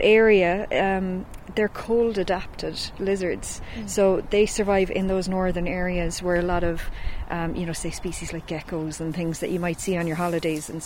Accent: Killarney, Munster, Ireland; also born or lived in Cork; I'm from Killarney and I'm a zoologist

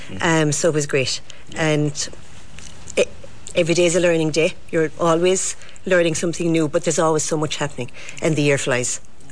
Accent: Ballylongford, County Kerry, Ireland; So I'm from Ballylongford. I started in 93.

